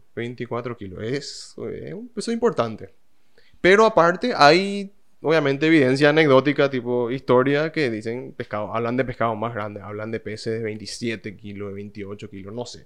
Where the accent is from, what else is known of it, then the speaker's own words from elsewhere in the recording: Paraguay; Acá en Paraguay mismo